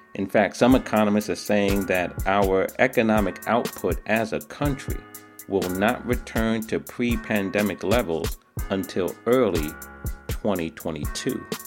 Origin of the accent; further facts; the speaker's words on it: New York City, New York, United States; New York City, my hometown